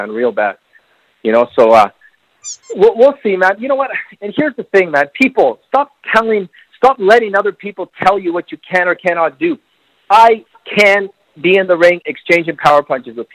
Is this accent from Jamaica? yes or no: no; Bolivia; I'm from Bolivia, man. From Bolivia.